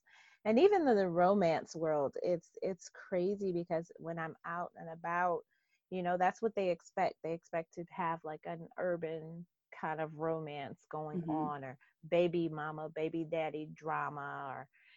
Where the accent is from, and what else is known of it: Detroit, Michigan, United States; born or raised there